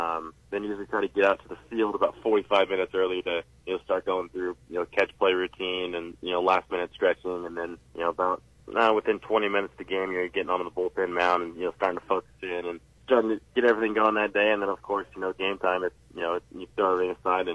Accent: California, United States; Yeah, so I was always an Angels fan growing up.

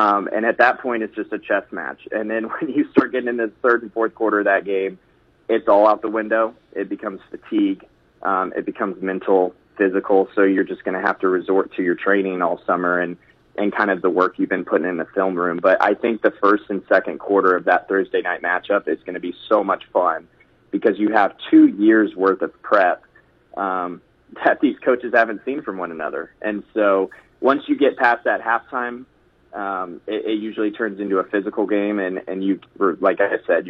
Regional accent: Maryville, Missouri, United States; I grew up in Maryville

